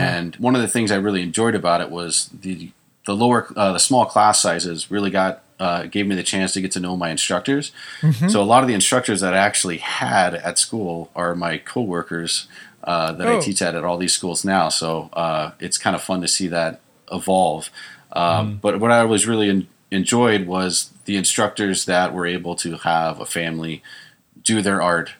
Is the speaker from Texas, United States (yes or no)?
yes; Texas, United States; moved away as an adult; now in California, United States; I grew up in Texas